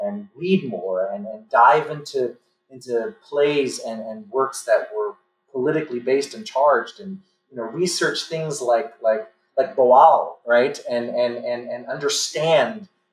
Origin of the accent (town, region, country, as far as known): New York City, New York, United States; born or raised there